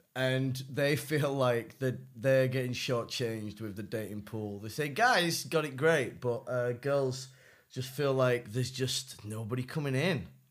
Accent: United States; now in China; I am also from the United States

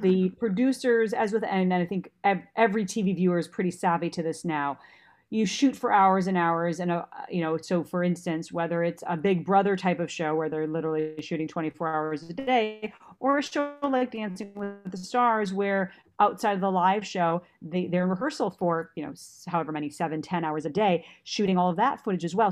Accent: Minnesota, United States; moved away; I was working from Minnesota.

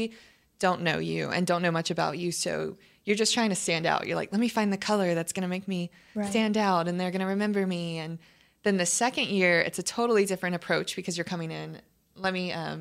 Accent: New Orleans, Louisiana, United States; moved away; I'm from New Orleans

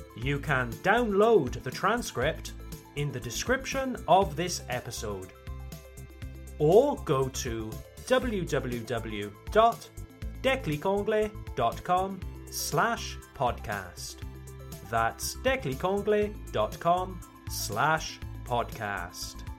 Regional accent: United Kingdom; I come from the United Kingdom, Le Royaume-Uni, the United Kingdom.

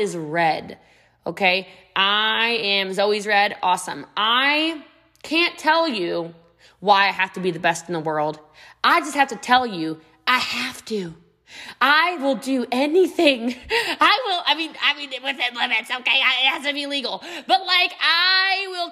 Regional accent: United States; I'm American

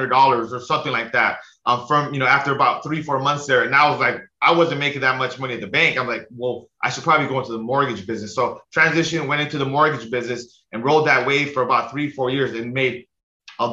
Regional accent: Los Angeles, California, United States; now in Hawaii, United States; So I grew up in the San Fernando Valley in like Los Angeles, pretty much the suburbs of Los Angeles

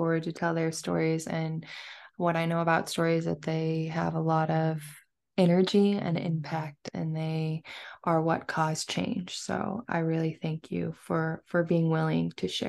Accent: West Coast, United States; I'm from the West Coast

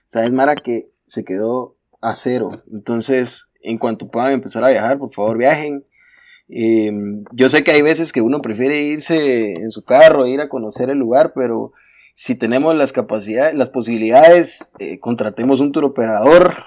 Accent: Guatemala; En Guatemala Guate no estamos acostumbrados a planificar

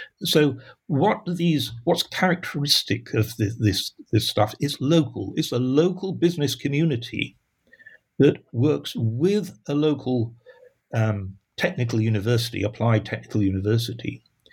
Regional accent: Sheffield, Yorkshire and the Humber, United Kingdom; all the things that were the hallmark of a Sheffield lad when I grew up in Sheffield, right?

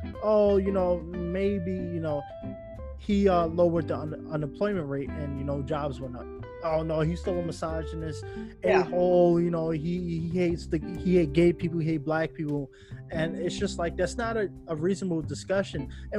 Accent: New York, United States; now in Los Angeles, United States; You know, when I moved to LA, I came from Long Island, which a lot of people, you know, are Republican.

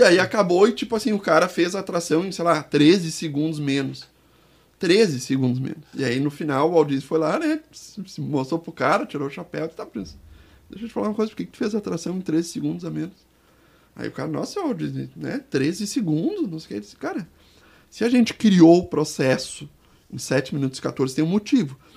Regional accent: Porto Alegre, Rio Grande do Sul, Brazil; eu sou de Porto Alegre

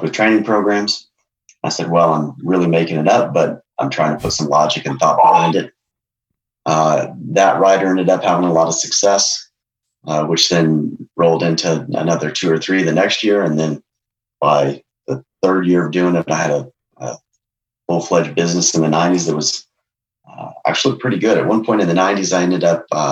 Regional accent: Durango, Colorado, United States; I was born in Durango, so I'm part of the Durango contingent.

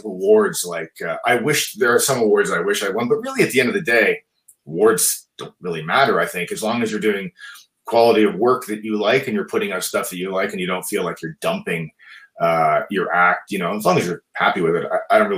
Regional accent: Brampton, Ontario, Canada; my hometown of Brampton, Ontario, just a little north of Toronto

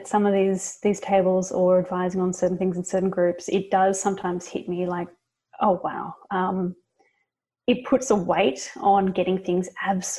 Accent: Australia; now in United States; as an Australian in America

